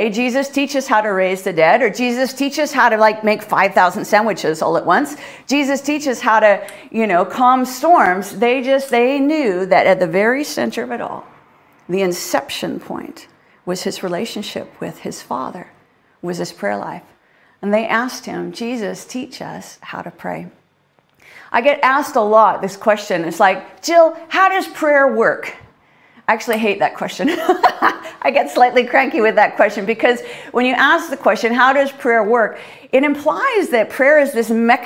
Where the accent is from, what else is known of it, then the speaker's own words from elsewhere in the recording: Canada; now in United Kingdom; Being a Canadian